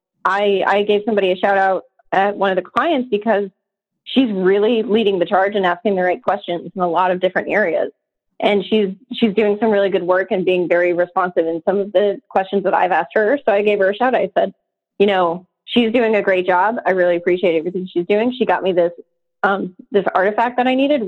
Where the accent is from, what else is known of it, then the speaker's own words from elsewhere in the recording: Atlanta, Georgia, United States; I'm from Atlanta